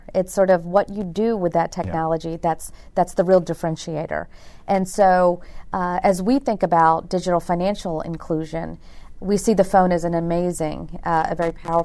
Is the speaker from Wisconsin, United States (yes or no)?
no; Virginia, United States; moved away; I'm born and raised in Virginia, but my parents are from India